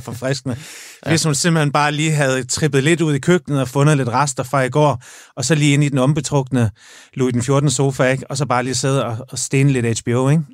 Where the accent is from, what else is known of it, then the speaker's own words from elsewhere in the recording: Jutland, Denmark; moved away; jeg er fra Jylland